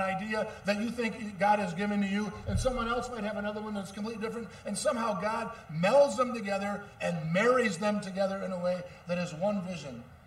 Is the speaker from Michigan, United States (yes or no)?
yes; Muskegon, Michigan, United States; I grew up in Muskegon, Michigan